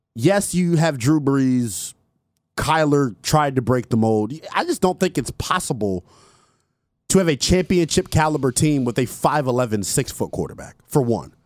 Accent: Montgomery County, Maryland, United States; I'm from Montgomery County

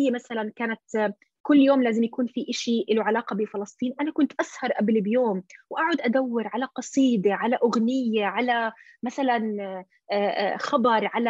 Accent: Jordan; اللي هو يعني هي البنت مثلي آه، يعني اردنيه اصلها فلسطيني

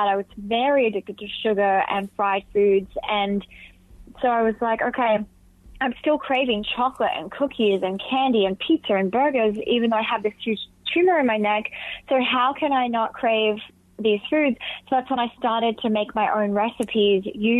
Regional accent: Alice Springs, Northern Territory, Australia; where I grew up in Alice Springs

